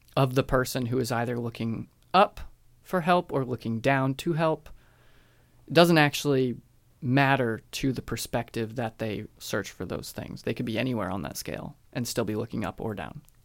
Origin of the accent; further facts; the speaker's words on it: United States; me as an American, I was definitely socialized that way